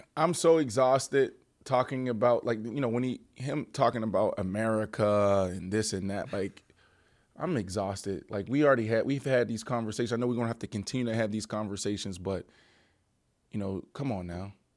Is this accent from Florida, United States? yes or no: no; Pittsburgh, Pennsylvania, United States; I'm from East Liberty